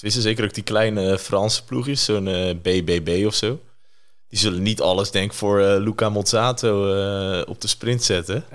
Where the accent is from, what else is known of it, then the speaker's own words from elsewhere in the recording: Netherlands; als Nederlander